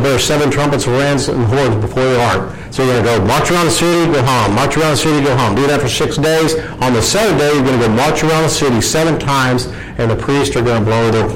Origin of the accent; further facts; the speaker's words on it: Louisiana, United States; I grew up in Louisiana, about a quarter mile from the North Gate entry of Barksdale Air Force Base